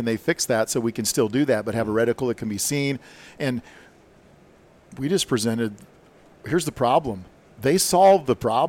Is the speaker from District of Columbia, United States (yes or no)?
no; South Dakota, United States; I grew up in South Dakota, and I had a 30-30 lever gun that I killed my first deer with.